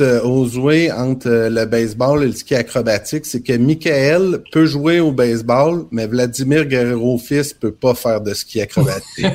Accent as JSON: {"language": "French", "town": "Trois-Pistoles", "region": "Quebec", "country": "Canada", "tie": "born or raised there", "said": "je suis originaire de Trois-Pistoles dans le Bas-Saint-Laurent"}